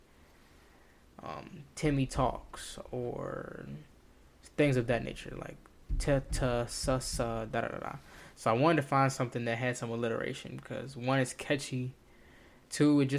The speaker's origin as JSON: {"language": "English", "region": "the South", "country": "United States", "tie": "born or raised there", "said": "Me being a young black male, born and raised in the South"}